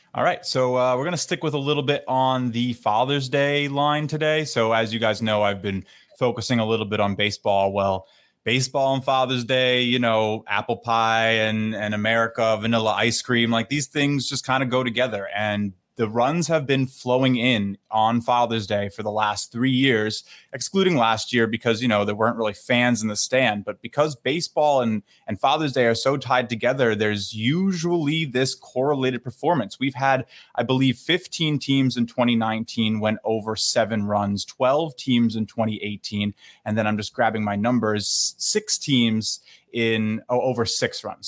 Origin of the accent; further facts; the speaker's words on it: New York, United States; my hometown Yankees